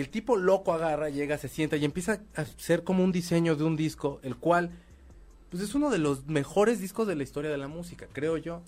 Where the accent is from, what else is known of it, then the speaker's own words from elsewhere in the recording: Mexico; como mexicanos o como latinos